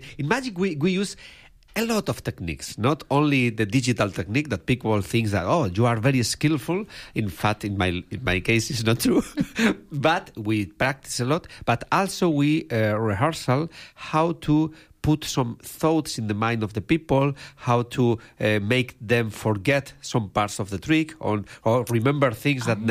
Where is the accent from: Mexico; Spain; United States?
Spain; English is a second language; I come from Spain. Probably people is noticing by my accent. My English is not so good